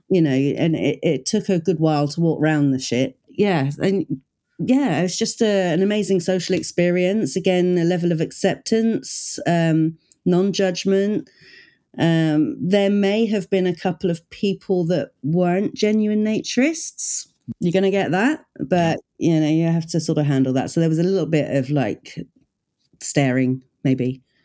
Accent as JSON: {"language": "English", "country": "United Kingdom", "said": "I'm the British version"}